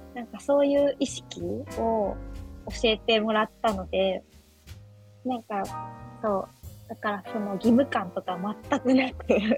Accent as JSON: {"language": "Japanese", "town": "Mishima", "region": "Shizuoka", "country": "Japan", "tie": "born or raised there", "said": "生まれも育ちも三島っていうところで"}